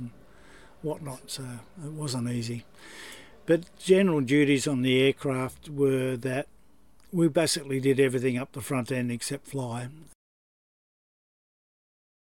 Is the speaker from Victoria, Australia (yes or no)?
no; Sydney, New South Wales, Australia; I was born in Sydney and raised